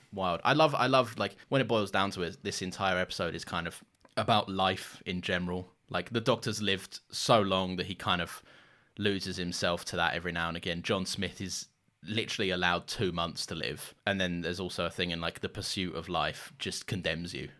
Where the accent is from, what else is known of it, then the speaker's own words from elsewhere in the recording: London, United Kingdom; growing up in London